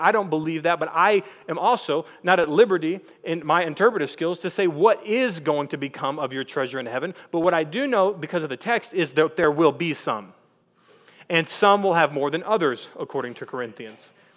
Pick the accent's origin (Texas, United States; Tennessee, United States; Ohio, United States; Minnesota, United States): Texas, United States; East; we're from East Texas